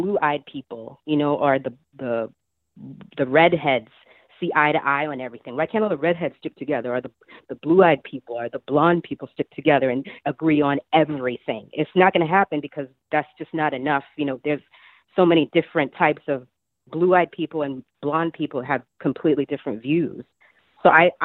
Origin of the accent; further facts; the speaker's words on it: New York City, New York, United States; I grew up in Brooklyn near a Hasidic Jewish area in Crown Heights. That's where I'm born and raised.